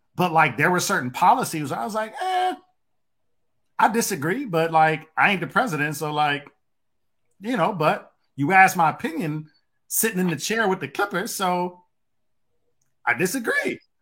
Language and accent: English; Detroit, Michigan, United States; growing up where I grew up at in Detroit